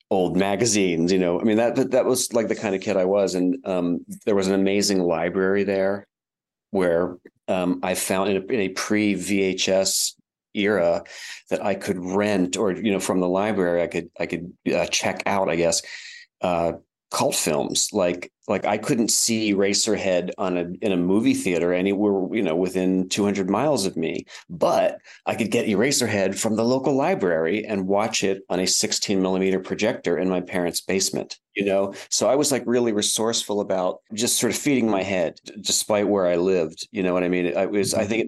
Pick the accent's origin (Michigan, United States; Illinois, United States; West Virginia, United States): West Virginia, United States; Wheeling; moved away as an adult; also born or lived in London, United Kingdom / New York City, United States; now in Cincinnati, United States; I'm talking to you from Cincinnati, Ohio. I, I live here now, but um, I was born in Wheeling, West Virginia. Okay. When I was a kid, when I was a young, young kid, it was actually a bustling city.